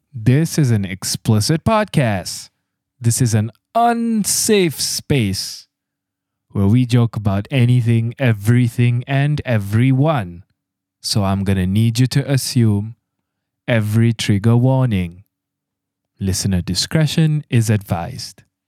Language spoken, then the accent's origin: English; Malaysia; I'm your Malaysian host